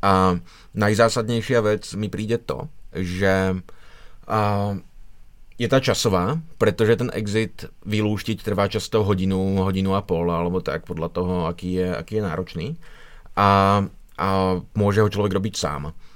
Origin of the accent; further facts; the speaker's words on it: Žilina, Žilina Region, Slovakia; v Žilině, odkud pocházím